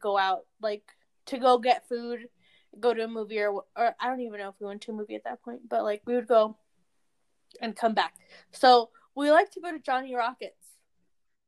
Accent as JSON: {"language": "English", "region": "California", "country": "United States", "said": "I'm from California."}